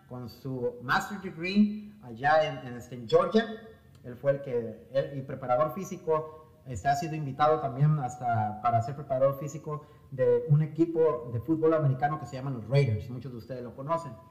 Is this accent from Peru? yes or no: no; Mexico; nosotros como mexicanos, y voy a hablar de mí, de, mi cultura, de mi raza